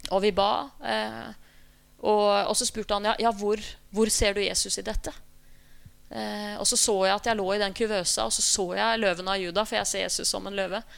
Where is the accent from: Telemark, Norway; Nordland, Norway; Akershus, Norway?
Telemark, Norway; Skien; jeg begynte å øve i smug i menneskelokalet hjemme i Skien